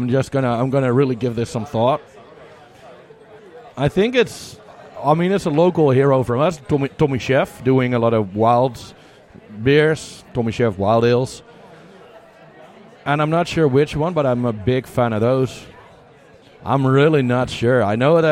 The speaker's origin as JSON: {"language": "English", "country": "Netherlands", "said": "I'm from the Netherlands"}